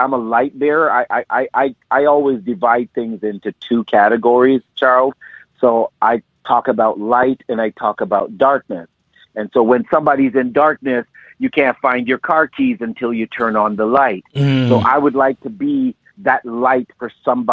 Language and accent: English; Montego Bay, Jamaica; now in Canada; I was born in Montego Bay, Jamaica, and I am the youngest of five children, and I was raised by my mother and my father.